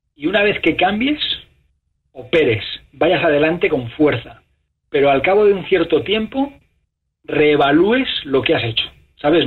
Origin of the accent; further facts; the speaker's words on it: Spain; moved away as an adult; now in United States; mi país natal, España